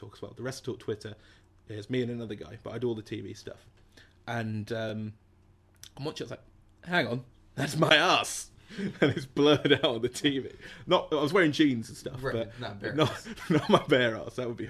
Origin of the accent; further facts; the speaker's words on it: England, United Kingdom; I'm English.